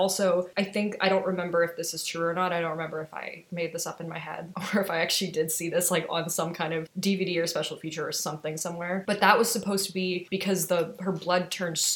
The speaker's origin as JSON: {"language": "English", "area": "the Midwest in Canada", "region": "the Prairies", "country": "Canada", "tie": "born or raised there", "said": "I grew up in the Midwest in Canada"}